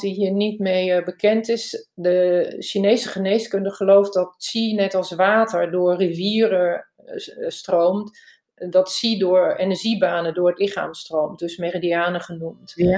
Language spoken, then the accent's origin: Dutch; Germany; Dutch is a second language; also born or lived in Barcelona, Spain / Emst, Netherlands; now in Netherlands; Ik ben van origine Duits, heb lang in Spanje gewoond